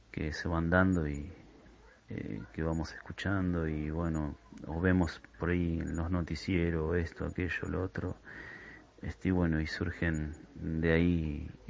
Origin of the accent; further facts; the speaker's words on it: Ezpeleta, Buenos Aires Province, Argentina; yo, por ejemplo, soy eh, de Espeleta, la zona de Quilmes.